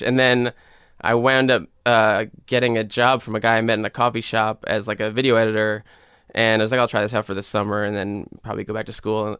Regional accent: New York City, New York, United States; also born or lived in Pelham, New York; I grew up in the Bronx and then, uh, my family moved to a town called Pelham when I was, like, thirteen or fourteen.

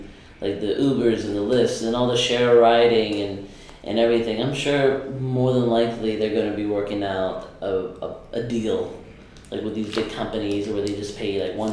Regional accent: Miami, Florida, United States; now in New York City, United States; I'm originally from Miami, Florida, born and raised there

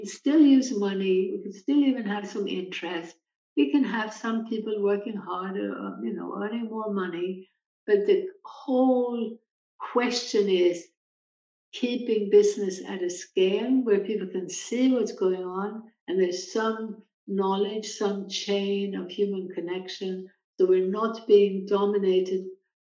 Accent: Sweden; moved away; my native country of Sweden

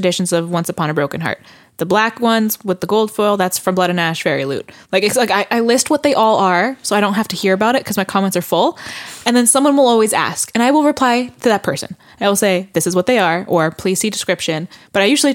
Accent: Canada; I'm Canadian.

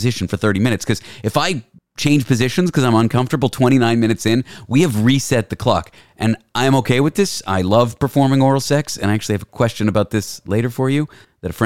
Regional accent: Canada; I'm from Canada.

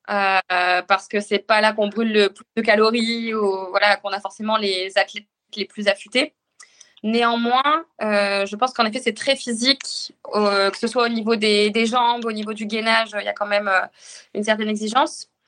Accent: northern France, France; now in Le Havre, France; Je suis originaire du nord de la France et j'ai signé rapidement en club de triathlon. D'abord à Arras, puis à Rouen en arrivant en Seine-Maritime et enfin au Havre où je suis toujours.

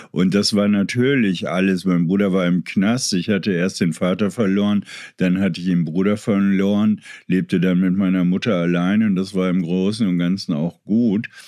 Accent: Berlin, Germany; ich bin ja in Kreuzberg irgendwie groß geworden

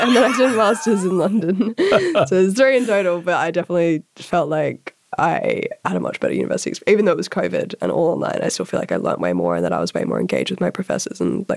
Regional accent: Sydney, New South Wales, Australia; moved away as an adult; I also grew up in Sydney's eastern suburbs and it's a very particular community.

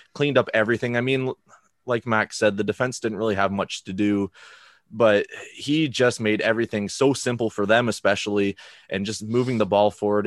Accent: Canada; as an international fan, as a Canadian Villa fan

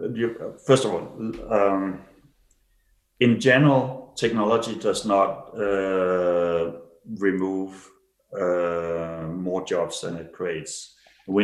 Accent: Denmark; now in Switzerland; And I can see now, so I've lived in Switzerland for 28 years. I came from Denmark.

